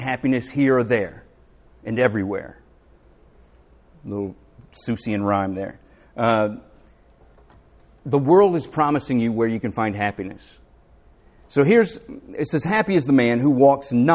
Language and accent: English; the South, United States; accent: Southern; also born or lived in Philadelphia; I couldn't wait to get back to the South. But I found that if I dialed up my Southern accent